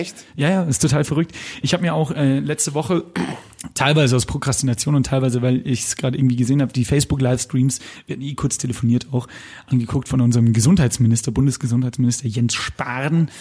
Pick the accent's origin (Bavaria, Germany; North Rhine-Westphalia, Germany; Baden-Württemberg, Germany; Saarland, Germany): Bavaria, Germany; Lower; born or raised there